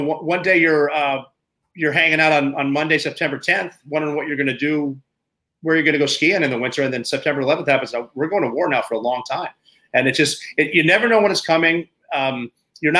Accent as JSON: {"language": "English", "region": "Montana", "country": "United States", "tie": "born or raised there", "moved": "as an adult"}